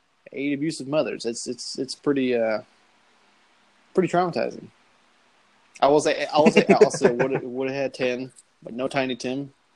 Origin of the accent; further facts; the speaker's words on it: Joplin, Missouri, United States; we grew up in Joplin, Missouri, which is where the podcast is based out